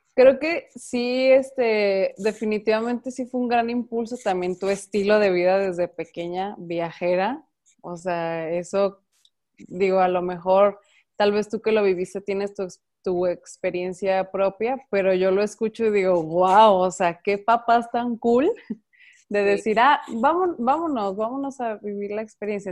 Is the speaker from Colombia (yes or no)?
no; Guadalajara, Jalisco, Mexico; also born or lived in Ocotlán; yo soy de aquí de Guadalajara